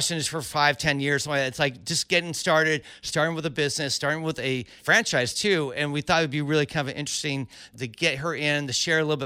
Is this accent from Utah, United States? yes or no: no; Cupertino, California, United States; moved away as an adult; now in Los Angeles, United States; I grew up in Cupertino